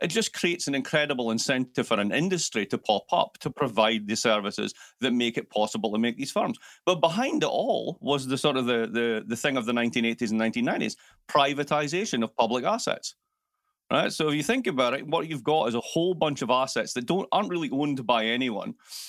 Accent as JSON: {"language": "English", "town": "Milwaukee", "region": "Wisconsin", "country": "United States", "also_born_or_lived": "Baltimore", "said": "I'm actually from Milwaukee, and I just discovered that I got a lot more attention if I spoke like this. So I've been faking it for years."}